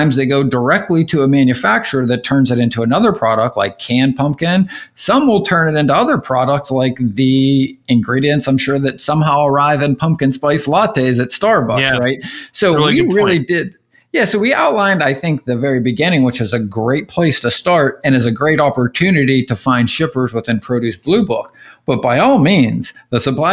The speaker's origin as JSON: {"language": "English", "town": "Pittsburgh", "region": "Pennsylvania", "country": "United States", "tie": "born or raised there", "moved": "yes", "said": "I grew up in the Northeast, right up in Pittsburgh and PA"}